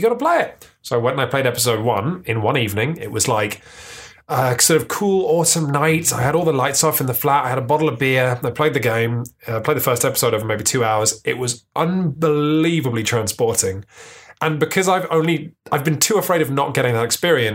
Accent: London, United Kingdom; I grew up in London

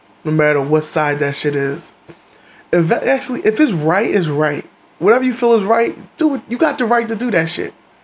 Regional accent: United States; as an American

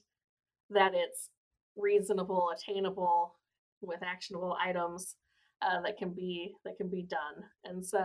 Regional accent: Monmouth, Illinois, United States; moved away as an adult; also born or lived in Iowa; now in Ottumwa, United States; I grew up in Monmouth, Illinois

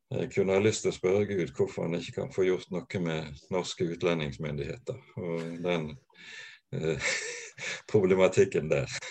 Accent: Bergen, Vestland, Norway; Ellers så er jeg bergenser. Jeg eh, vokste opp på Landås.

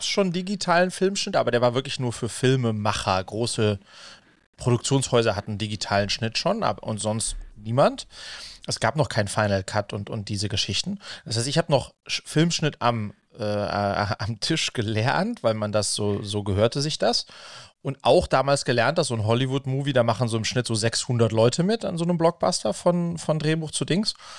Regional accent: Wiesbaden, Hesse, Germany; mit dem bin ich quasi in Wiesbaden zusammen aufgewachsen

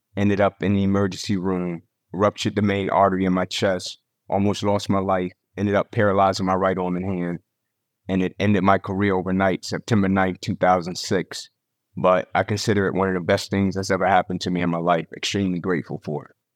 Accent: Atlanta, Georgia, United States; moved away as an adult; also born or lived in Tennessee; born and raised in Atlanta

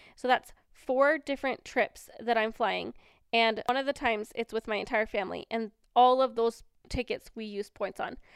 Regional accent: Washington, United States; moved away as an adult; now in Cache Valley, Utah, United States; I was born and raised in Washington

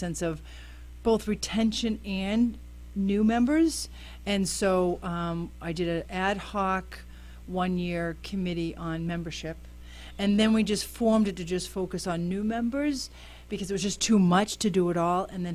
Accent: Worcester, Massachusetts, United States; also born or lived in upstate New York; now in Malden, United States; 2007, I moved here from upstate New York, actually, but I'm originally from Worcester

